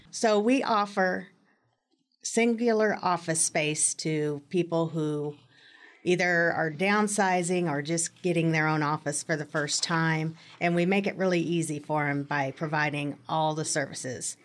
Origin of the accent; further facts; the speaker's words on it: Manhattan, Kansas, United States; moved away as an adult; I grew up in Manhattan